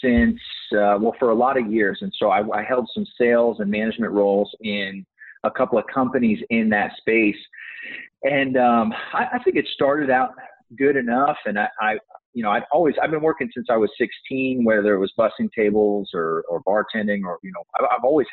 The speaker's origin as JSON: {"language": "English", "region": "Texas", "country": "United States", "tie": "born or raised there", "said": "I was born and raised in Texas, where I reside today"}